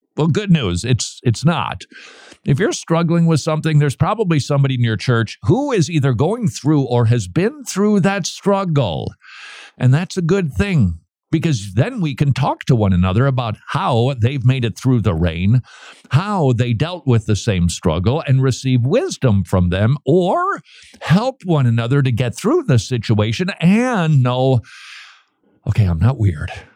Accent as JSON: {"language": "English", "town": "St. Paul", "region": "Minnesota", "country": "United States", "tie": "born or raised there", "moved": "yes", "said": "last time I visited my hometown, downtown St. Paul was looking a little bit, um, let's just say, neglected."}